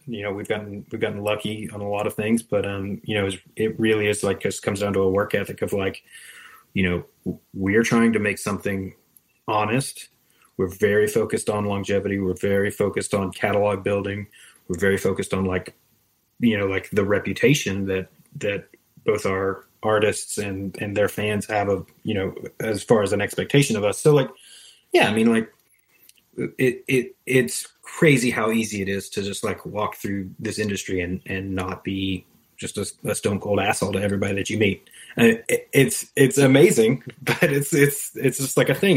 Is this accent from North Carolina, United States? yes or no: yes; Western North Carolina, United States; I'm from Western North Carolina